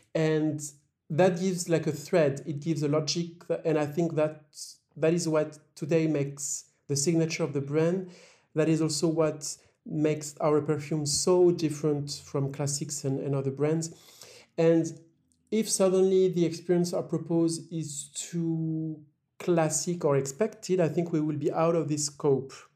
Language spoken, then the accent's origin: English; La Roche-Posay, Nouvelle-Aquitaine, France; moved away; also born or lived in Paris; I was born in Paris, but I grew up in a very small city called La Roche-Posay